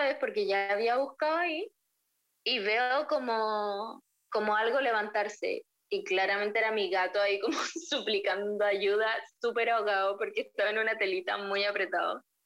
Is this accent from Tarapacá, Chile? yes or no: yes; Iquique, Tarapacá, Chile; moved away as an adult; now in La Plata, Argentina; soy chilena, claramente, se me nota kilómetros que soy chilena y de Iquique